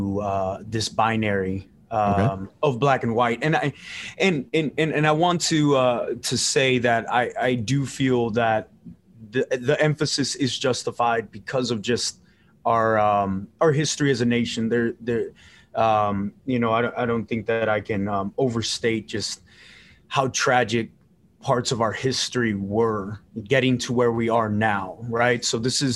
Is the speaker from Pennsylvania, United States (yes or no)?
no; South Texas, United States; also born or lived in Los Angeles, California; So I was born in LA, but I was raised in South Texas